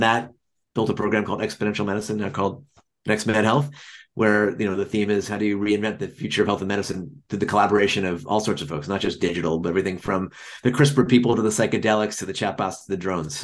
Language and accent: English; Washington, United States; also born or lived in London, United Kingdom; I was born in London, as you can tell from my accent. I grew up in the East Coast in the DC area